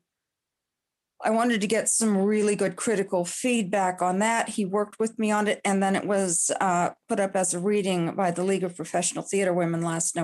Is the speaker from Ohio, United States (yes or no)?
yes; Columbus, Ohio, United States; I grew up in Columbus